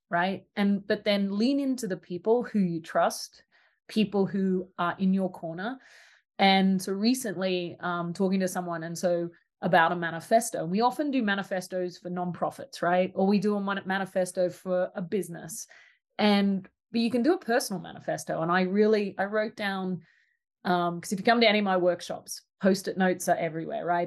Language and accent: English; Australia; The little country town I grew up in in Australia didn't have a preschool